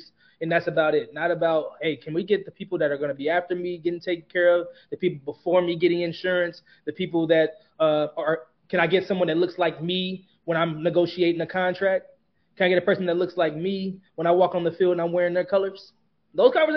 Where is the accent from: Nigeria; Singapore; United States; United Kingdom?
United States; Kansas City; my hometown Kansas City Chiefs